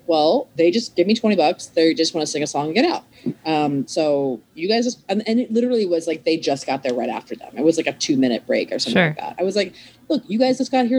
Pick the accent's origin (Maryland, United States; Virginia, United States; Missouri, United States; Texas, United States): Maryland, United States; moved away as an adult; also born or lived in Philadelphia; now in Los Angeles, United States; I'm from Maryland